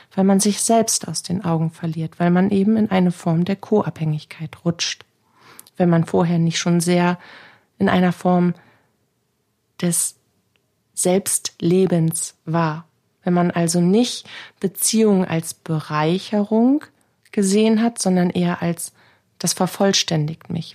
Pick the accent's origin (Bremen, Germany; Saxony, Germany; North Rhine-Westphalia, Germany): Bremen, Germany; Bei uns in Bremen